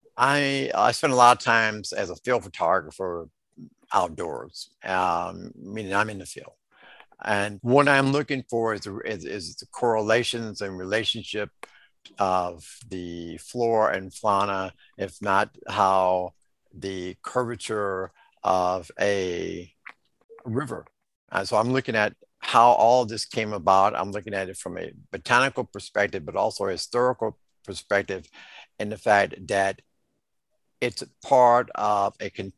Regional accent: Chicago, Illinois, United States; I grew up in the Henry Horner Housing Projects

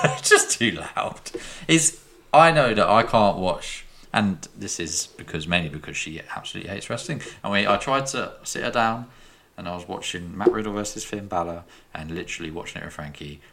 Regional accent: England, United Kingdom; I am too English

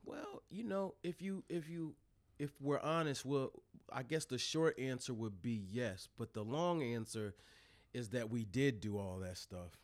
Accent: Newark, Delaware, United States; also born or lived in Wilmington, Delaware; born in Wilmington, raised in Newark.

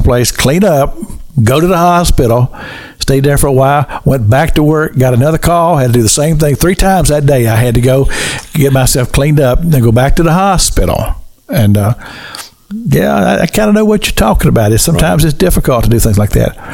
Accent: Kentucky, United States; the little church I grew up in Kentucky

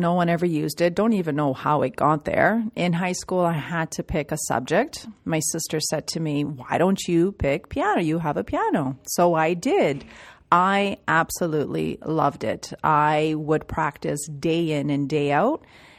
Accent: Toronto, Ontario, Canada; born or raised there

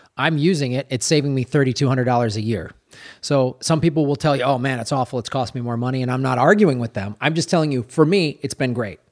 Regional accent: Chicago, Illinois, United States; I'm from Chicago

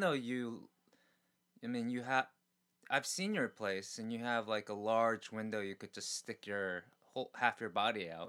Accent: New York City, New York, United States; now in Korea; I grew up in New York City where there were com- comedy clubs and stuff that I couldn't get into mm-hmm. as a mm-hmm. kid

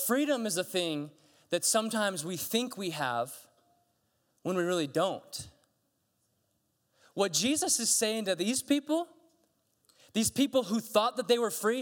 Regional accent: United States; I'm American

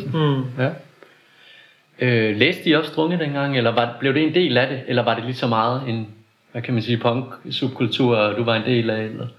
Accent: Vejle, Southern Denmark, Denmark; moved away; also born or lived in Copenhagen; jeg er vokset op i Vejle

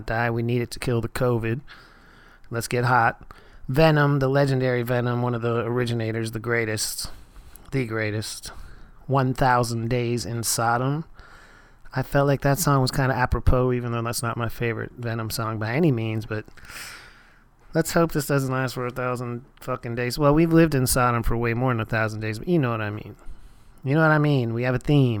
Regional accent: Erie, Pennsylvania, United States; Erie, Pennsylvania, of all places, my hometown

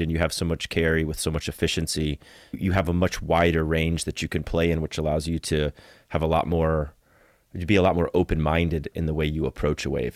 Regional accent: Florida, United States; also born or lived in Costa Rica; Growing up as a surfer in Florida and just hating that I was born in Florida

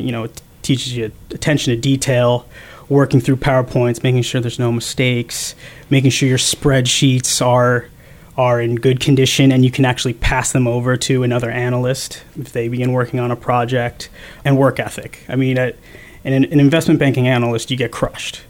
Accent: Rumson, New Jersey, United States; I grew up in a small town on the northern Jersey Shore, or Rumson, in uh, Monmouth County

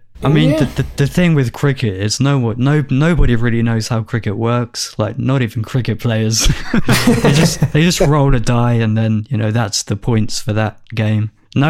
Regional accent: Portsmouth, South East England, United Kingdom; the rivalry that my hometown have with a neighboring city. I suppose you're aware of the rivalry between Portsmouth and Southampton.

